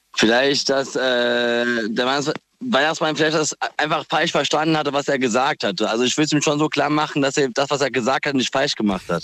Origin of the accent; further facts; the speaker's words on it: Bad Sobernheim, Rhineland-Palatinate, Germany; ich komme aus Sobernheim.